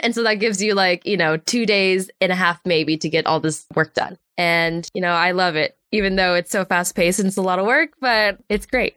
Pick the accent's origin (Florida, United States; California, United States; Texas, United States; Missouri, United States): California, United States; Los Angeles; I grew up in the Los Angeles area